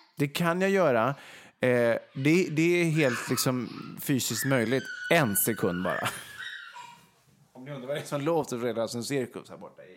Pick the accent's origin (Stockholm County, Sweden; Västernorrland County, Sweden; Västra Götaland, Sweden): Västra Götaland, Sweden; Vegby; moved away; Nu sitter vi till exempel i Vegby då, där jag är uppvuxen i mina föräldrars hus.